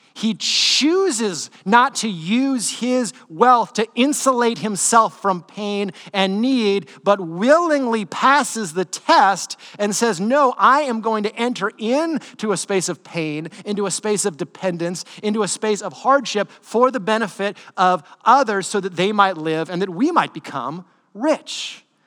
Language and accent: English; United States